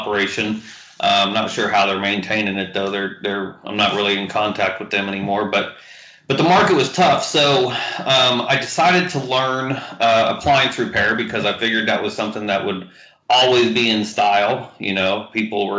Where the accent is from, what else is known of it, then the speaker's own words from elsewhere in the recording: Houston, Texas, United States; I've been back in the greater Houston area pretty much since then